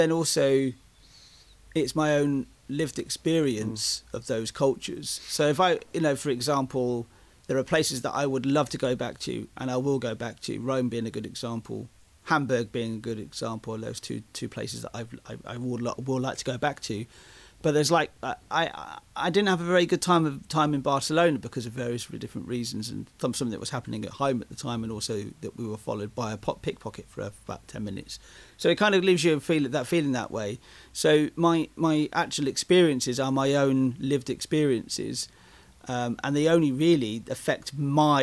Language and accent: English; England, United Kingdom; I am English and I am British. I can't get rid of that because that's where I was born. That's where I grew up